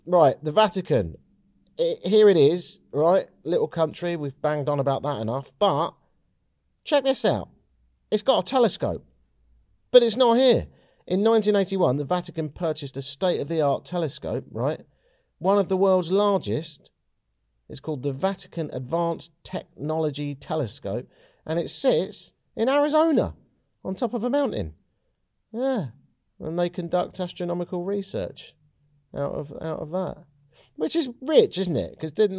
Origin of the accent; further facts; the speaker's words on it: London, United Kingdom; in the same way that I, as a Londoner, wouldn't dream about having fish and chips in Covent Garden.